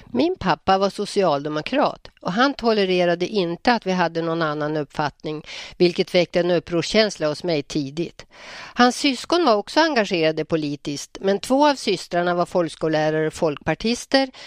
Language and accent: Swedish; Njurundabommen, Västernorrland County, Sweden; also born or lived in Hallstahammar / Örnsköldsvik; now in Bönhamn, Sweden; Njurundabommen var min uppväxtplats